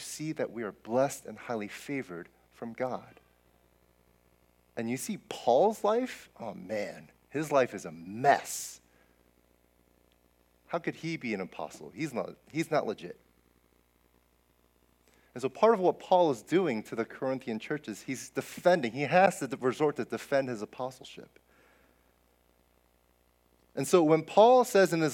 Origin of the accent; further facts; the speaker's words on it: New Jersey, United States; moved away; I grew up in Jersey